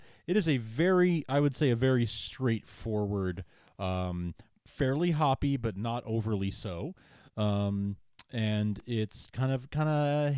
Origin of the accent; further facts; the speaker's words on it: New York, United States; Growing up in New York, we didn't have any around, and if there is one around me now, I don't know where.